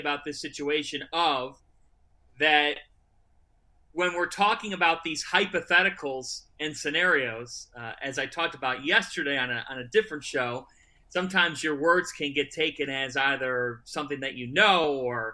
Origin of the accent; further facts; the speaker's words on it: Westlake, Ohio, United States; I grew up in Westlake